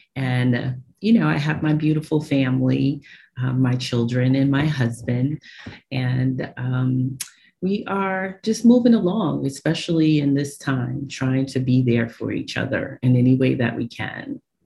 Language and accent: English; New York City, New York, United States; I, I, uh, was born and raised in Brooklyn, New York. Um, I'm a Brooklyn girl.